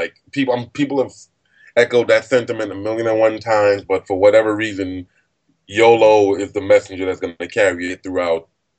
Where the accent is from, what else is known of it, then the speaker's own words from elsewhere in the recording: Nigeria; Not really. Unfortunately, I'm a terrible Nigerian. I'm wholeheartedly African American. I'm African.